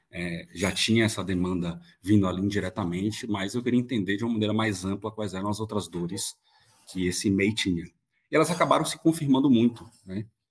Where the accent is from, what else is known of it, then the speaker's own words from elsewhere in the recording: Bahia, Brazil; moved away; eu vim da Bahia originalmente, é, minha família vem de uma cidade muito pequena, muito pobre no interior